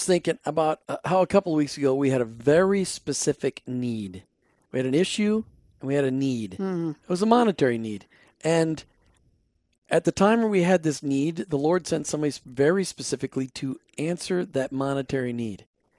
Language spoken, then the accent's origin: English; Minnesota, United States; Minnesotans. {S2} Just, {S1} we're from the Great White Tundra.